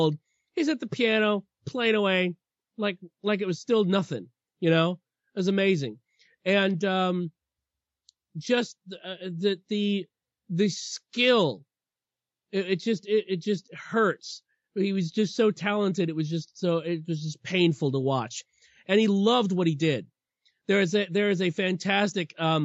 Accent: Huntsville, Alabama, United States; Huntsville, my hometown

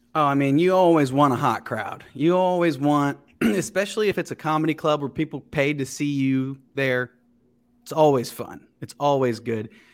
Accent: Cincinnati, Ohio, United States; moved away as an adult; also born or lived in West Chester, Ohio / Chicago / New York; now in Los Angeles, United States; I grew up in Cincinnati

